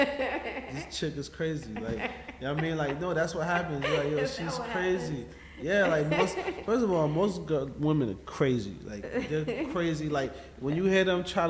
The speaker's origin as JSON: {"language": "English", "country": "Dominica", "said": "we're from Dominica"}